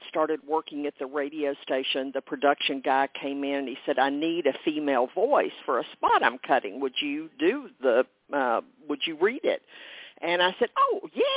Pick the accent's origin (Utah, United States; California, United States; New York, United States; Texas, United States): Texas, United States; a fourth generation Texan